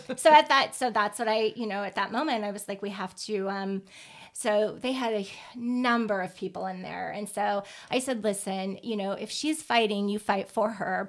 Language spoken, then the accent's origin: English; Midwest, United States; moved away; I'm originally from the Midwest